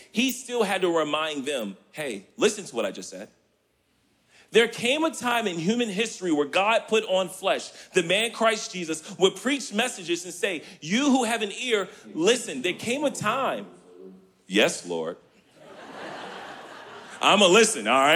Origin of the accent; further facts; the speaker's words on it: Richmond, Virginia, United States; now in Kalamazoo, United States; Growing up here in Richmond, inner city